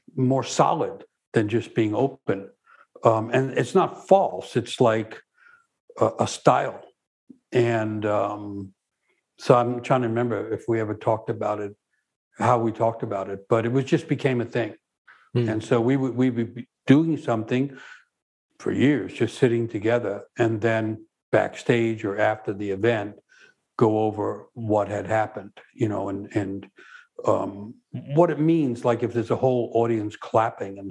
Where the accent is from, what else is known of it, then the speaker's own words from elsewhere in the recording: New York, United States; growing up in New York